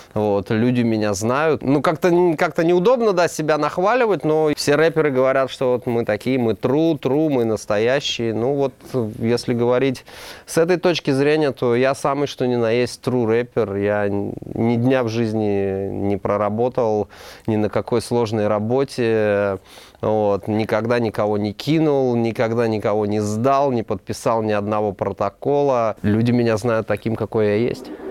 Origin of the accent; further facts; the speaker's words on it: Moscow, Russia; Я родился в Москве